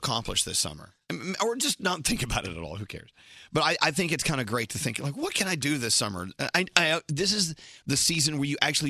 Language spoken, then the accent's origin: English; Texas, United States; I grew up in Texas, where cilantro is very, very, very prevalent in Mexican cooking